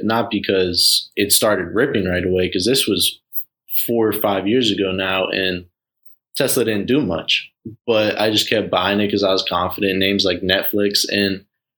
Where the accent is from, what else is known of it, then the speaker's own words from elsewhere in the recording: Florida, United States; I'm from Florida